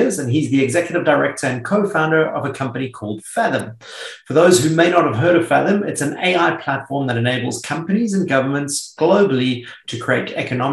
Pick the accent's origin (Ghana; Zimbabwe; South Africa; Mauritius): South Africa; also born or lived in United Kingdom / United States; now in Sydney, Australia; I grew up in South Africa and then I was in the UK for a long time, spent some time in the US, but you and I have both found our way down to Sydney, Australia